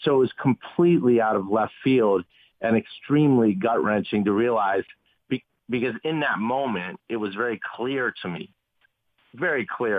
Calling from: Haiti; Yes, I'm calling you from Haiti.

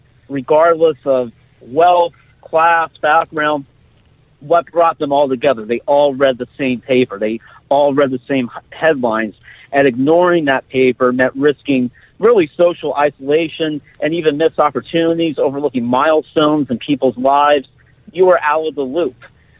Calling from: Hazleton, Pennsylvania, United States; I'm calling you from Hazleton today

